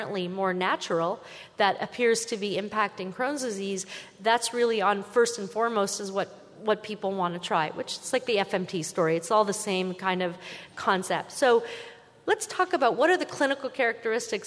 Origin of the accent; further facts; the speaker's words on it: Canada; I'm Canadian